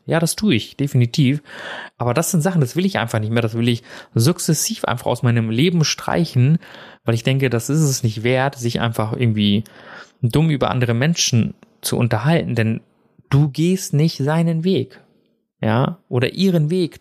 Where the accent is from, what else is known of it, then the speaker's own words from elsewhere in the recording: Germany; also born or lived in India; ich bin ja in Indien geboren